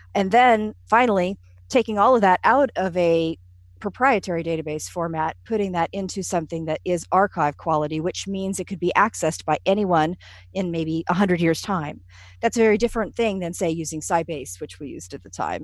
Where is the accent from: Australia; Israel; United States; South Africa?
United States; being an American